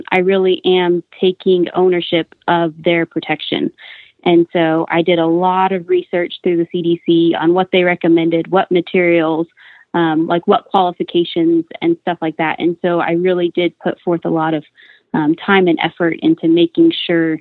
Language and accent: English; Clovis, New Mexico, United States; moved away as an adult; now in Amarillo, United States; I'm originally from Clovis, New Mexico